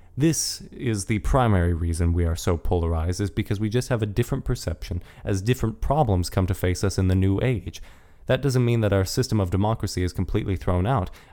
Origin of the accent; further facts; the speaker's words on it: United States; We are American